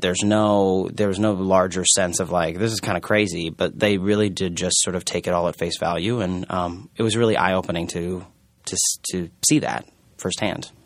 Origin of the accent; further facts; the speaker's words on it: Omaha, Nebraska, United States; now in New York, United States; I'm from Omaha, Nebraska, which also has a, a rather large Mormon population